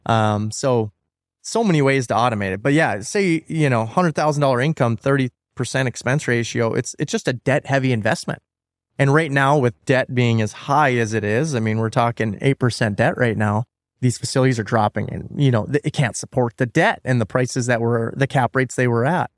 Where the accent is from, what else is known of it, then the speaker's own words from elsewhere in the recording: North Dakota, United States; I'm from North Dakota